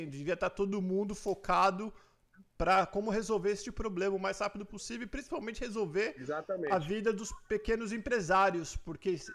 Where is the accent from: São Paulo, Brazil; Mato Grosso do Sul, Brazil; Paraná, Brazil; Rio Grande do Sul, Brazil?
Mato Grosso do Sul, Brazil; Dourados; Sou de Dourados, Mato Grosso do Sul.